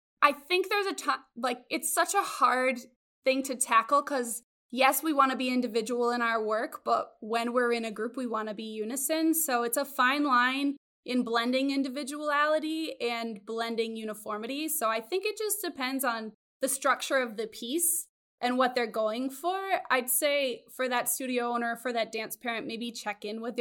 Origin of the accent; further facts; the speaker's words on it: Connecticut, United States; moved away as an adult; also born or lived in Los Angeles; I was born and raised in Connecticut